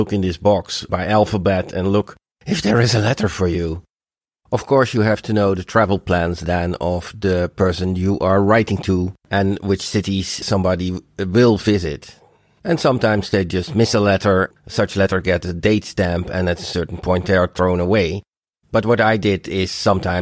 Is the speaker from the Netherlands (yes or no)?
yes; Rotterdam, South Holland, Netherlands; Rotterdam is in the Netherlands, it's my hometown, and it's not in Denmark nor in Germany